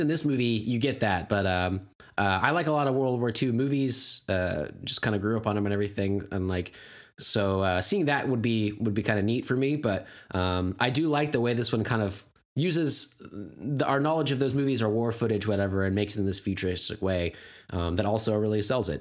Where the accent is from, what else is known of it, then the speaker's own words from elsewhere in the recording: United States; I'm an American